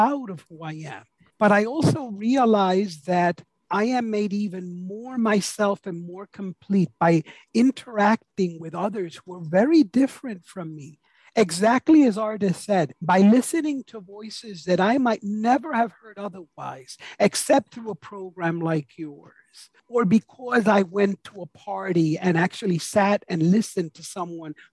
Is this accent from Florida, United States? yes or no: no; New York City, New York, United States; I was born to a proud Puerto Rican woman. I was raised in New York City